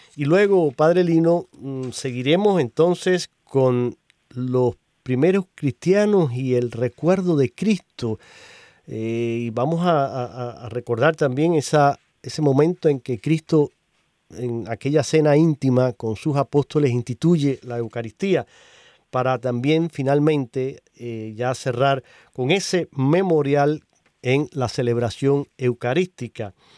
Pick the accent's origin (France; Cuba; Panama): Cuba; now in United States; yo vengo de Cuba